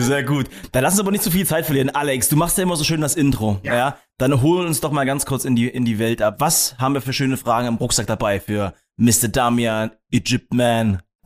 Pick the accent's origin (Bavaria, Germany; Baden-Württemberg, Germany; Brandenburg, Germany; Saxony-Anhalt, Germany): Brandenburg, Germany; Potsdam; ich als Potsdamer Pflanze